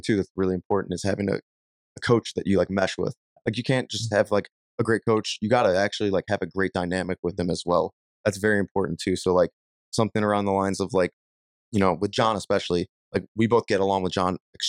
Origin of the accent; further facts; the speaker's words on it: Ireland; I mean, I'm Irish. It's in my blood to fight.